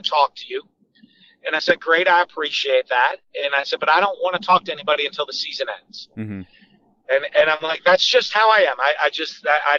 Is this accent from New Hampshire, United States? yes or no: yes; Manchester, New Hampshire, United States; moved away as an adult; also born or lived in Drexel Hill, Pennsylvania / Londonderry, New Hampshire / Utah / Starkville, Mississippi; I grew up in Manchester, New Hampshire